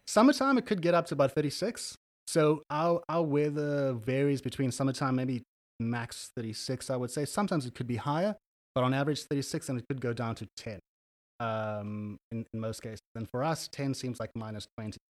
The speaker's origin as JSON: {"language": "English", "town": "Cape Town", "region": "Western Cape", "country": "South Africa", "tie": "born or raised there", "first_language": "English", "moved": "as an adult", "lives_now": "Copenhagen, Denmark", "said": "I'm from Cape Town, South Africa. I've uh, been living there my nearly my entire life, and for the last two years, I've been calling uh, Copenhagen, Denmark, my home."}